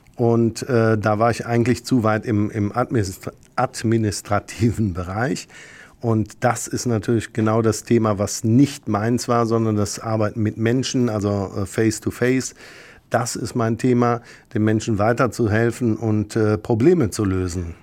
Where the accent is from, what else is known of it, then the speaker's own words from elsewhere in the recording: Rhineland, Germany; als Rheinländer